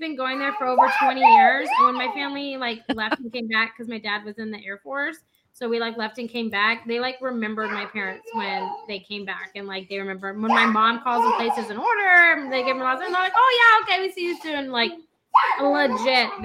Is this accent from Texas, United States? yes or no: yes; San Antonio, Texas, United States; moved away; my hometown. I can't really call it a town though, because it's, you know, like a city